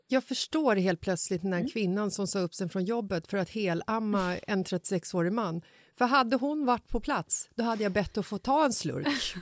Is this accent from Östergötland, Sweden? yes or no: no; Stockholm, Stockholm County, Sweden; I Bagarmossen, där jag är uppvuxen